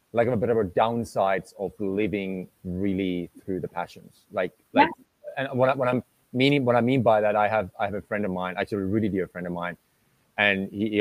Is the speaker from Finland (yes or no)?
yes; Finland; moved away as an adult; also born or lived in Southern Europe / South America; when I grew up in Finland